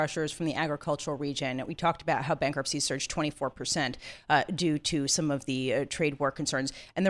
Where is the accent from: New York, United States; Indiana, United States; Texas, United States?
New York, United States; I grew up in Morningside Heights in the 1980s.